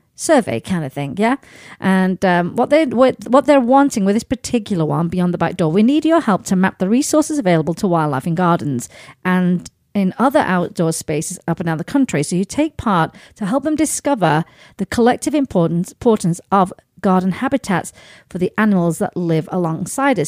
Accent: Sheffield, Yorkshire and the Humber, United Kingdom; moved away; my hometown of Sheffield

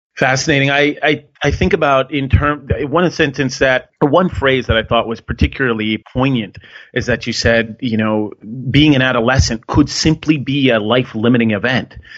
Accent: Connecticut, United States; I grew up in Connecticut

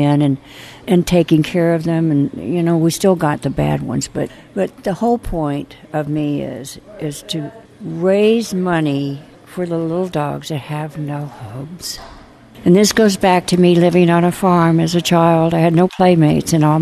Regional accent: Illinois, United States; I grew up in Illinois on a farm

